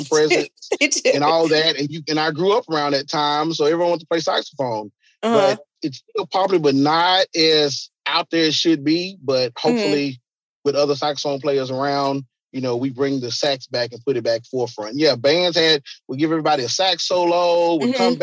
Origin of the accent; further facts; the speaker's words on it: Memphis, Tennessee, United States; So he was our hero growing up in Memphis